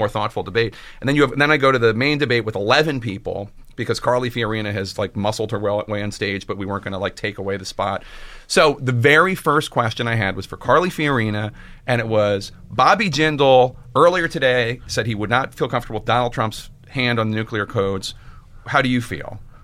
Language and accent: English; Philadelphia, Pennsylvania, United States; I'm from Philadelphia